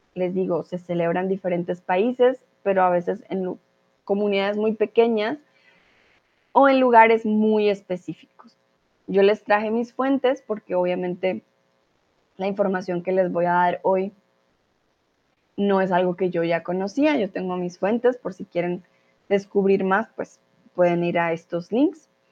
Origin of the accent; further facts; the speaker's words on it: Colombia; now in Mexico; Soy de Colombia y soy tutora de español aquí en Chatterbox y ahora estoy en México